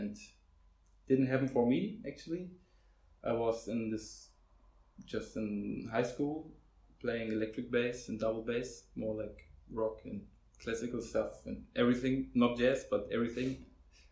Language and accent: English; Hamburg, Germany; I'm basically from Hamburg, lived my whole life here